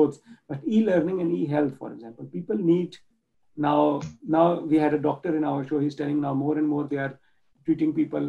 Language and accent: English; Pakistan; moved away as an adult; now in Germany; I grew up in Pakistan, it's not one of the richest countries, it's a developing nation.